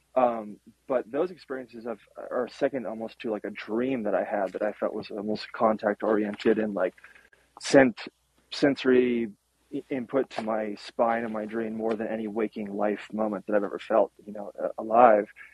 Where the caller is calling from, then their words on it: north of Boulder, Colorado, United States; calling here from the farm north of Boulder